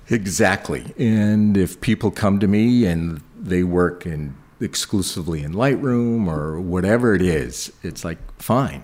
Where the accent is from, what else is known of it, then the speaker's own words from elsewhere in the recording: Buffalo, New York, United States; moved away as an adult; also born or lived in Boston; as a kid, I grew up in Buffalo, New York.